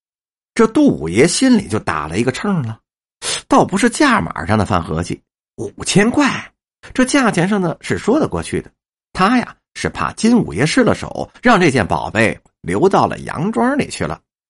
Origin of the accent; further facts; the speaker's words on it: Beijing, China; 我们北京人经常说这个话